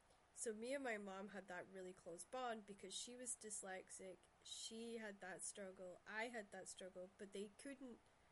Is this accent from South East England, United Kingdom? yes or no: no; Shetland, Scotland, United Kingdom; growing up in Shetland, the family dynamics was most of the parents of my mother and father's generation, they had 13, 11, those were normal numbers of families.